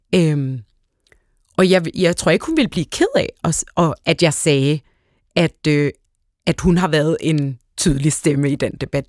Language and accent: Danish; Hellerup, Capital Region of Denmark, Denmark; jeg voksede op ude i Hellerup